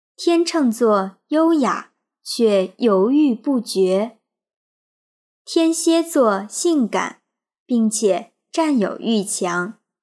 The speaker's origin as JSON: {"language": "Chinese", "country": "China", "said": "我们中国人"}